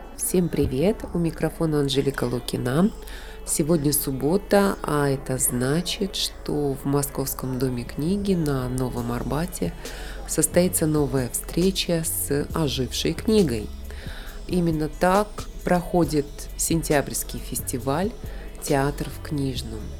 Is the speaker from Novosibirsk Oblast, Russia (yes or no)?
yes; Novosibirsk, Novosibirsk Oblast, Russia; из Новосибирска, моего родного города